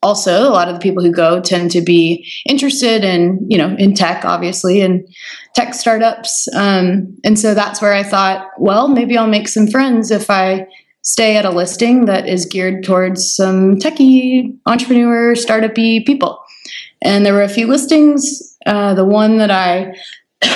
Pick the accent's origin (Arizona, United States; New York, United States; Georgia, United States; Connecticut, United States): Georgia, United States; Roswell; moved away as an adult; also born or lived in Athens, Georgia / Atlanta; now in San Francisco, United States; I was born and raised in Roswell, Georgia